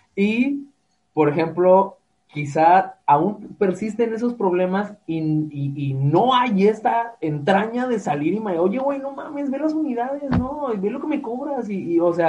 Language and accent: Spanish; Guadalajara, Jalisco, Mexico; somos de Guadalajara